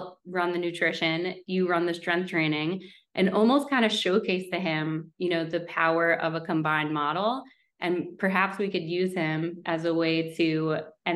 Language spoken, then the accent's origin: English; Westchester, New York, United States; moved away as an adult; also born or lived in Manhattan, New York; now in Stamford, United States; I grew up in Westchester, New York, and then lived in Manhattan for a long time